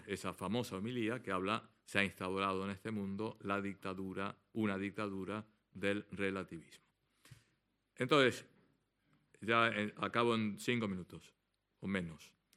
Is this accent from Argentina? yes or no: yes; Argentina; como buen argentino